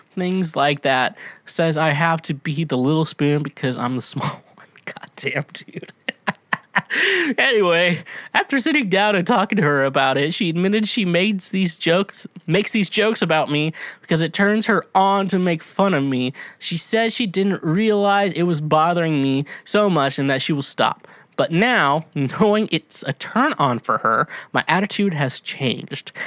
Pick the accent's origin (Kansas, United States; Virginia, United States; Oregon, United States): Kansas, United States; accent: Midwest; I'm from Kansas